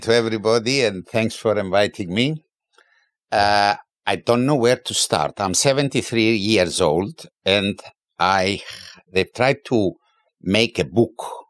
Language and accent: English; Limassol, Limassol District, Cyprus; I was born in Lima Sul